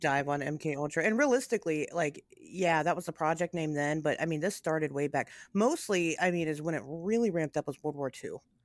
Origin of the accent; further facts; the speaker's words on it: United States; I'm an American, right? I, I live in America